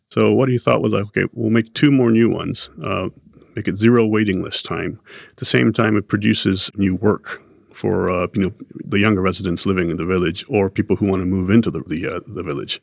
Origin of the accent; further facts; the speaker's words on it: Japan; Growing up in Japan